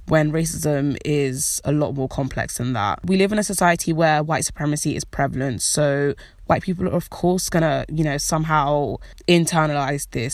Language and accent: English; United Kingdom; I know I'm British. I have a British citizenship. I was born in this country